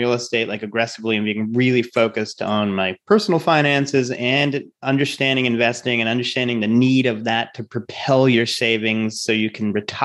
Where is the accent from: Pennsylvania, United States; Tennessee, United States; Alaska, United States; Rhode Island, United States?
Rhode Island, United States; I'm from Rhode Island